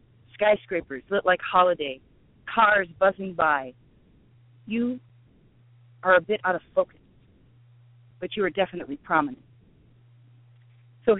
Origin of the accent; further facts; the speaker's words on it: Casper, Wyoming, United States; also born or lived in Milwaukee, Wisconsin; Casper, if you want to call it a city, compared to, like, Milwaukee. But, yes, that's where I'm from